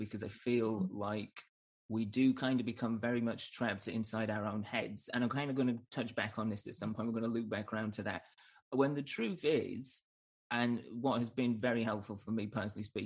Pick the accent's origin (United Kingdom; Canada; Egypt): United Kingdom; Northern England; moved away as an adult; now in United States; back in Northern England